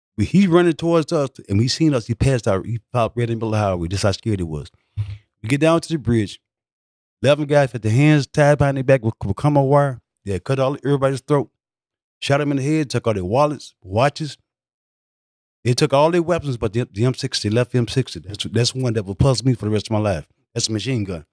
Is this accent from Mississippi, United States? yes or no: yes; Mississippi, United States; moved away as an adult; also born or lived in San Francisco / Los Angeles / Detroit; I grew up with him in Mississippi